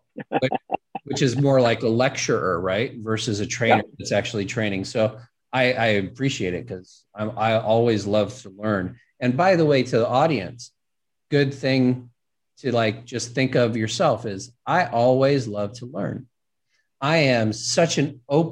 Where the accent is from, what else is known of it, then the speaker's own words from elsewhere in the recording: Los Angeles, California, United States; growing up in Hollywood